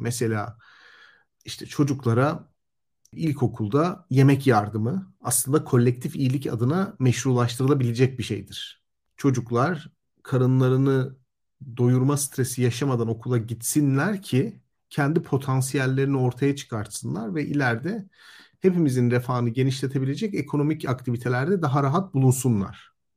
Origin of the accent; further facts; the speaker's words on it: Elazığ, Elazığ Province, Turkey; moved away; ben mesela Elazığ'da doğdum, büyüdüm.